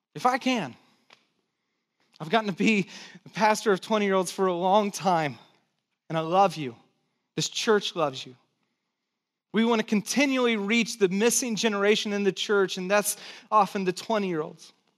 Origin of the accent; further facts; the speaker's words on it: Santa Cruz, California, United States; also born or lived in San Jose; I pastored this church over in San Jose, but I grew up in Santa Cruz